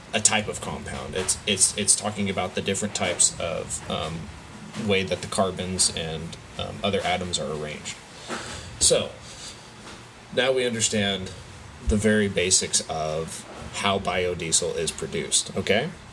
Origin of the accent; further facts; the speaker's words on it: California, United States; we're from California